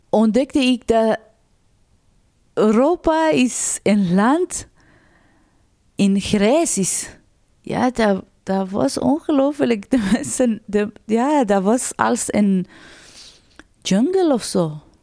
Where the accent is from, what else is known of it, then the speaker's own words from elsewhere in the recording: Mashhad, Razavi Khorasan, Iran; Dutch is a second language; moved away as an adult; now in Sint-Katelijne-Waver, Belgium; Ik ben in 1989 eh, in Iran geboren. En mijn stad was Mashhad.